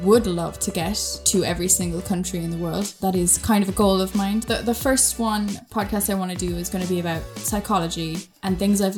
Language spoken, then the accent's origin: English; Ireland; accent: Irish; moved away; I'm Irish, as I'm not sure if you'll be able to tell from my accent. A lot of people can. Some people really can't because I haven't lived in Ireland in many years now, actually.